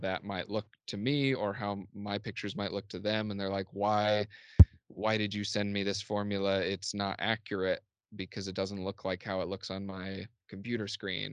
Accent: Columbus, Indiana, United States; my hometown Columbus, Indiana, as boring. I think it's a really cool small town, uh, especially for Southern Indiana

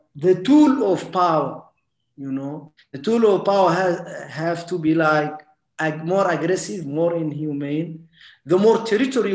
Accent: Mauritania; moved away

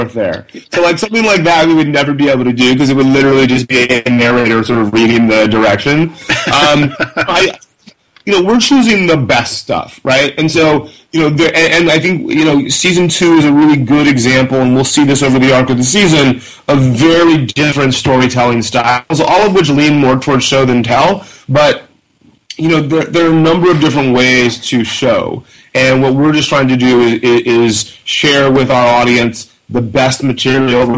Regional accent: Columbus, Georgia, United States; moved away as an adult; I grew up in West Central Georgia, Columbus, Georgia, about 2 hours south of Atlanta on the Alabama border

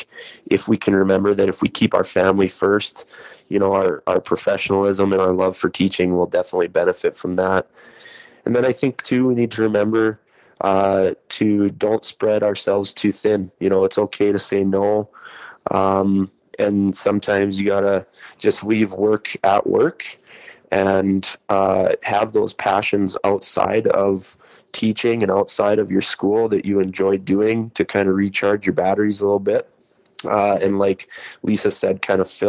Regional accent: North Dakota, United States; accent: North Dakota accent with a bit of Canadian; now in Minot, United States; my North Dakota accent and a little bit of Canadian accent maybe mixed in there as well

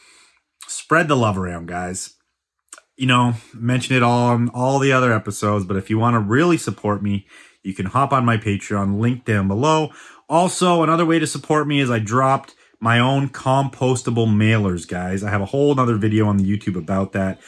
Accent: Vancouver, British Columbia, Canada; I have a fellow Vancouverite joining me today

